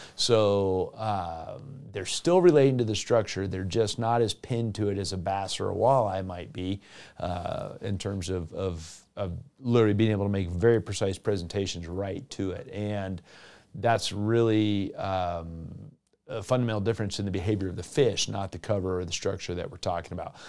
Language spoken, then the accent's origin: English; South Florida, United States; now in Western United States; in my home state of Florida